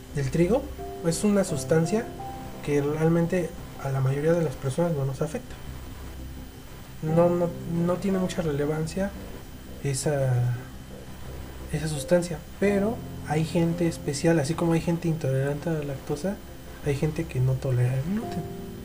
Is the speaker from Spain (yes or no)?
no; Mexico; nosotros como, mexicanos